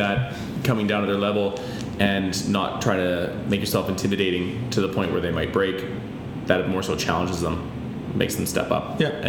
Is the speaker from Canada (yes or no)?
yes; Peace River, Alberta, Canada; moved away; I'm from the Peace Country, so like Peace River area.